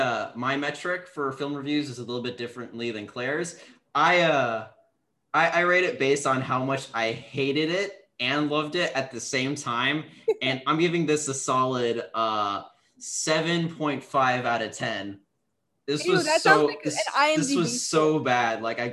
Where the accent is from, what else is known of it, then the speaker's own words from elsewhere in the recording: India; I am making fun of Indian people, okay. And I'm Indian.